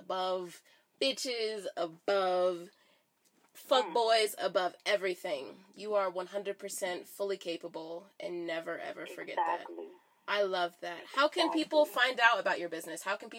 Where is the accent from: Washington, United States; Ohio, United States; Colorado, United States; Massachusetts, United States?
Ohio, United States; moved away as an adult; also born or lived in Los Angeles; now in California, United States; my sisters and I, we were born in LA, but I was raised in Ohio.